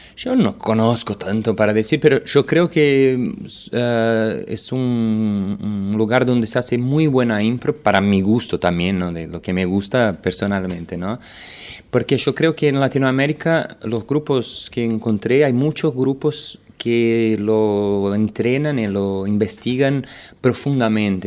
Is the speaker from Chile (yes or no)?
no; Brazil; vine de Brasil a dar un taller